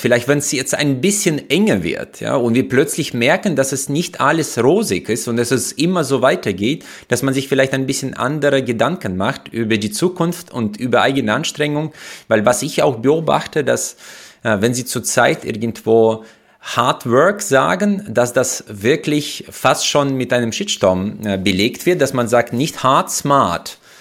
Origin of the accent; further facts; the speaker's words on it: Uzbekistan; moved away as an adult; now in Germany; Ich bin in Usbekistan groß geworden